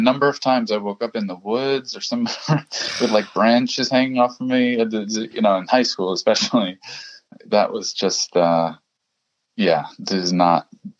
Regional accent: German-speaking Switzerland, Switzerland; I went to one, so in Switzerland, I come from the German speaking part of Switzerland, and I did go to one meeting there in German

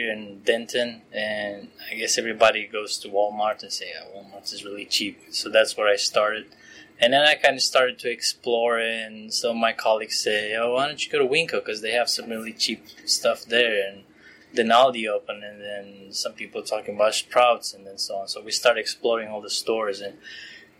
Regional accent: Romania; moved away as an adult; now in United States; I'm originally from Romania

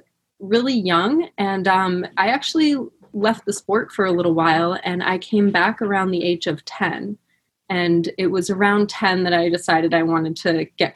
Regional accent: Boston, Massachusetts, United States; I'm originally from Boston, Massachusetts. It was amazing growing up at Broomstone's Curling Club

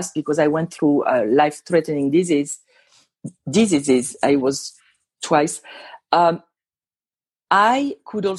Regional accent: Île-de-France, France; English is a second language; also born or lived in Normandy, France; now in Las Vegas, United States; I'm not from here. I'm originally from France

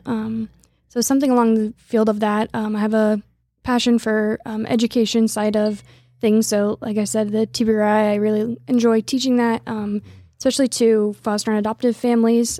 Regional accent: Lawrence, Kansas, United States; also born or lived in Philippines; I grew up in Lawrence and live in Lawrence now

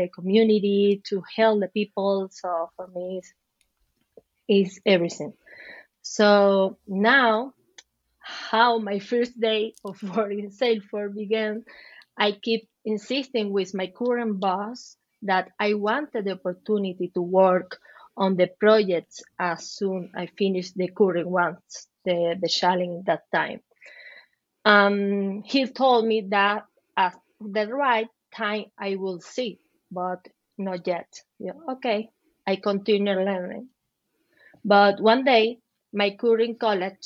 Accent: Venezuela; English is a second language; moved away as an adult; also born or lived in Chile; now in Madrid, Spain; I'm from Venezuela. I had to migrate several times. One of them was to Chile, where I lived for 7 years

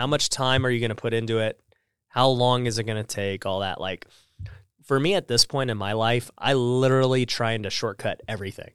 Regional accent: Las Vegas, Nevada, United States; moved away; I'm from Vegas

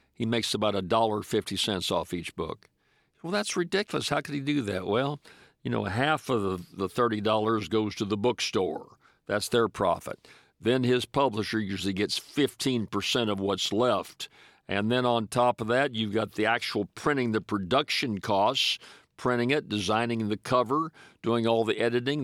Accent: Louisiana, United States; my home state of Louisiana

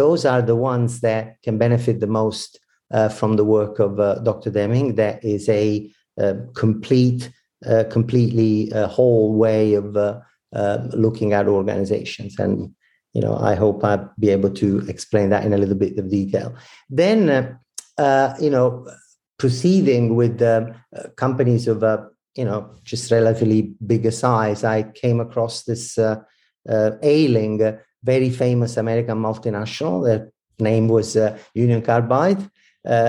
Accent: Italy; accent: Italian; English is a second language; moved away as an adult; also born or lived in New York / Toronto / Milan; now in Victoria, Canada; I'm Italian, as you might probably detect from my accent. But I moved to Northern America 16 years ago

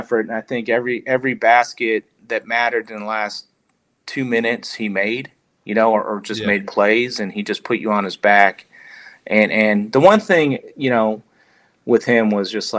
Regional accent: Bay Area, California, United States; growing up in the Bay Area, being a melting pot of cultures and people

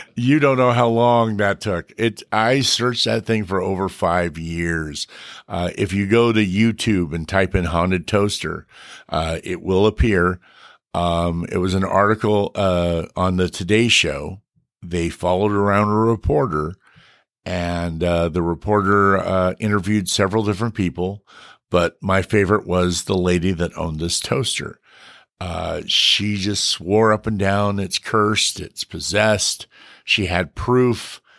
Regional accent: Bakersfield, California, United States; I was born and raised in Bakersfield

